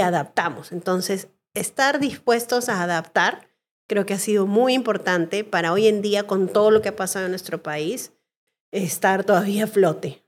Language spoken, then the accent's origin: Spanish; Peru; los peruanos nos lo merecíamos